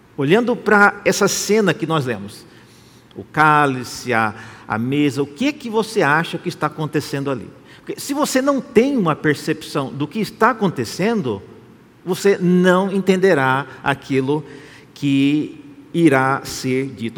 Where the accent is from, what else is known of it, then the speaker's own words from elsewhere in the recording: Brazil; Nós que somos brasileiros